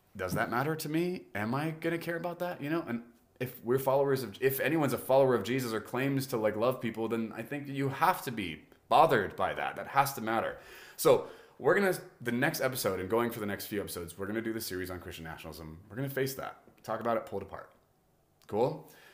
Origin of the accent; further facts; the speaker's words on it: United States; I was born in America. Thank, thank you that I'm American